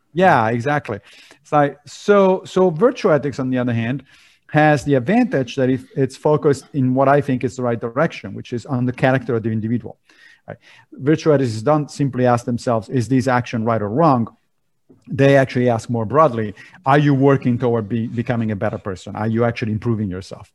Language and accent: English; Rome, Lazio, Italy; moved away; I grew up in Italy, in Rome